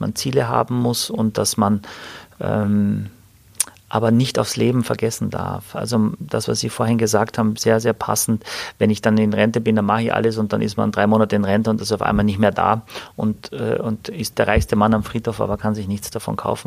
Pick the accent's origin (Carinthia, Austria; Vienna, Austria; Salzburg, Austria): Carinthia, Austria; Wörthersee; now in Hamburg, Germany; irgendwo am Wörthersee, da wo ich herkomme, wo ich geboren bin